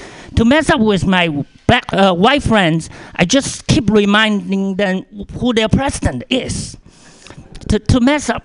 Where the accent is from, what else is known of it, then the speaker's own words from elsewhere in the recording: China; English is a second language; now in United States; I'm originally from China